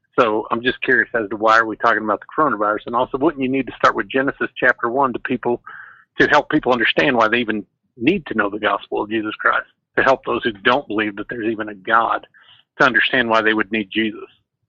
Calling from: Nebraska, United States

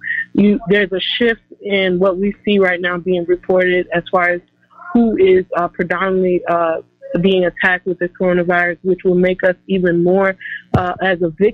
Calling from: Chicago, Illinois, United States; Yes, I'm from Chicago.

